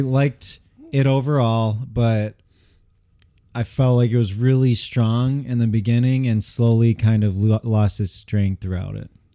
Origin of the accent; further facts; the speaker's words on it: Michigan, United States; also born or lived in Angers, France; I'm from Michigan